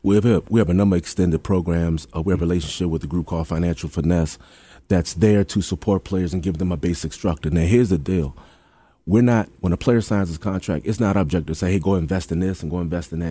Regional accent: Hampton, Virginia, United States; I'm from Hampton

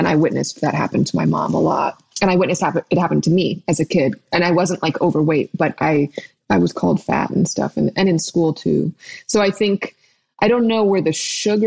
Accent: New York, United States; I was born in New York at Lenox Hill Hospital

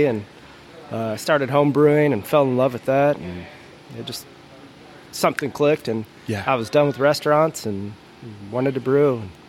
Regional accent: Chicago, Illinois, United States; moved away as an adult; also born or lived in Indianapolis, Indiana; now in Arizona, United States; Grew up in Chicago. Made it out here 6 years ago.

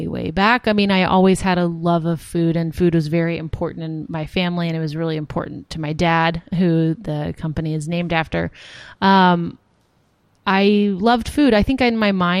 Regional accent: Austin, Texas, United States; moved away as an adult; also born or lived in New York; I moved from Austin, where I grew up, to New York in 2006

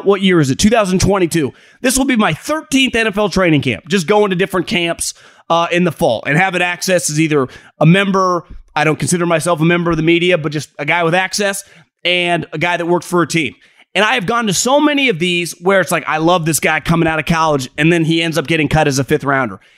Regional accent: Davis, California, United States; I grew up in Davis, California.

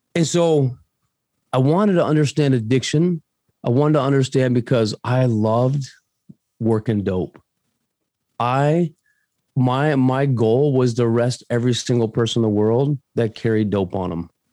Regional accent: Arizona, United States; also born or lived in Paraguay; I'm from Arizona, right here, bro, born and bred.

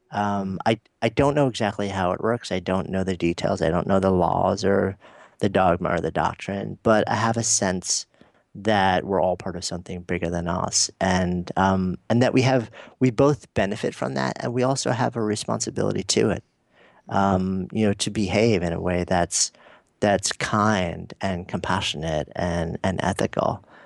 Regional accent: New York City, New York, United States; I'm a New Yorker

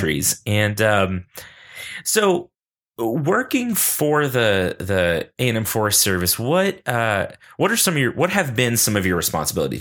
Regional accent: Texas, United States; with Texans, we will at some point tell you how great Texas is

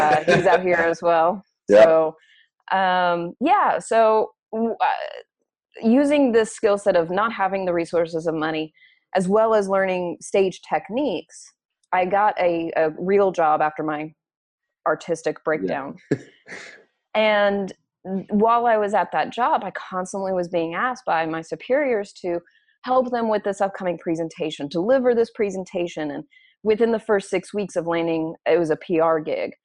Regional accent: Oklahoma, United States; now in Los Angeles, United States; I'm an Oklahoma girl. I'm an Okie

